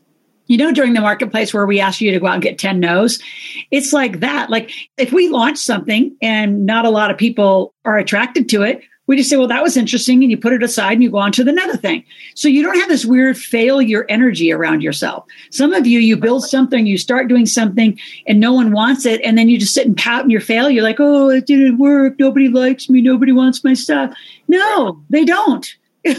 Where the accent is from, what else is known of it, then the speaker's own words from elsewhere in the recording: Toronto, Ontario, Canada; I'm from Toronto, Canada